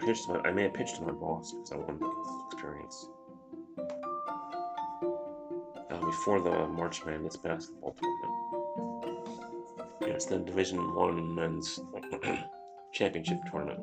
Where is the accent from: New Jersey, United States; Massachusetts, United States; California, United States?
New Jersey, United States; moved away; I grew up in New Jersey.